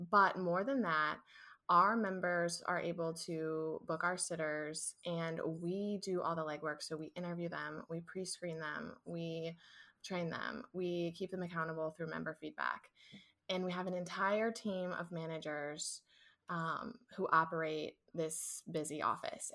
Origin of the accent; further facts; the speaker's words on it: St. Louis, Missouri, United States; moved away as an adult; also born or lived in Ohio; I grew up in Saint Louis, I left to attend college at Ohio State University